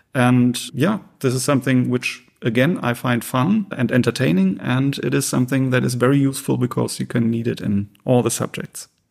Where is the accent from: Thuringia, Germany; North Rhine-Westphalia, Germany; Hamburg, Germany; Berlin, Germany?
North Rhine-Westphalia, Germany; Essen; moved away as an adult; also born or lived in Münster; I grew up in Essen in the Ruhrgebiet and lived there for eighteen years before moving to Münster